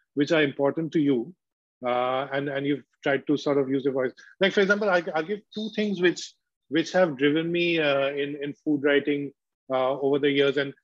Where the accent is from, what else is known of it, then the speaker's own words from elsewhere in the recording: Kolkata, West Bengal, India; I grew up in Calcutta in a leftist environment